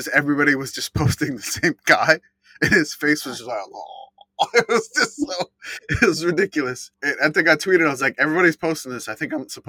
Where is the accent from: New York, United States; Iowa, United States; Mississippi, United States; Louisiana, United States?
Louisiana, United States; New Orleans; I'm from New Orleans.